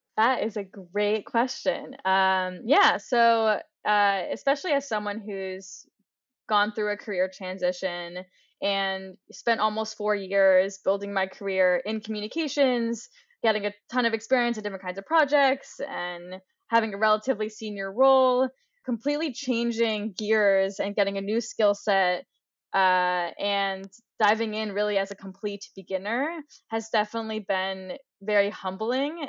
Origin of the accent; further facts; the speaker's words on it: New York, United States; moved away as an adult; now in Boulder, United States; I grew up in New York, access to, you know, some of the best art museums in the world